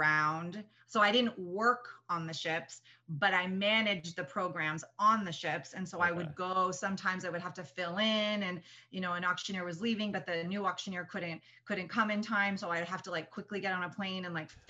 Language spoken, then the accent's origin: English; Whitby, Ontario, Canada; moved away as an adult; also born or lived in Kingston, Ontario / England; now in United States; I grew up just outside of Toronto in a little suburb called Whitby